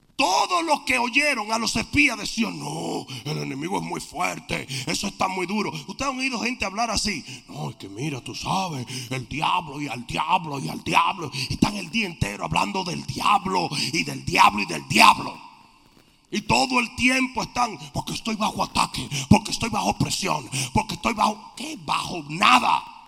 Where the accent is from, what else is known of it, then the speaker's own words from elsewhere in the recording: Dominican Republic; En mi país hay un dicho, esa nación europea llamada República Dominicana